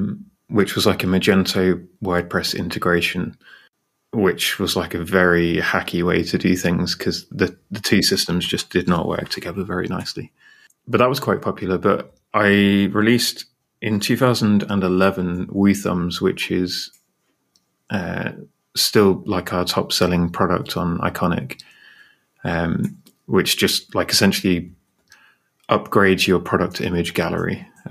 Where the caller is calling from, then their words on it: United Kingdom; And I'm in the UK, and I'm here with Ross.